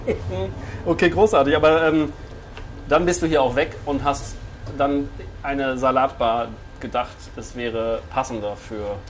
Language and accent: German; Bielefeld, North Rhine-Westphalia, Germany; Ich komme ja. auch von hier gebürtig